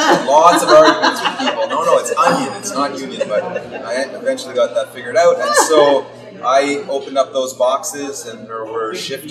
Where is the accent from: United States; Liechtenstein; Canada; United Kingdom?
Canada; Ottawa, Ontario; Yeah, so I grew up in Ottawa. I grew up in Westboro. It was like living in a small town.